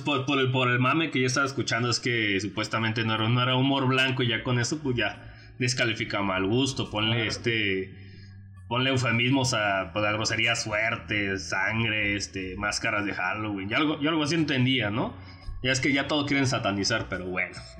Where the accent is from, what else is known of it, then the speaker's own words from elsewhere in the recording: Querétaro, Mexico; nosotros somos de Querétaro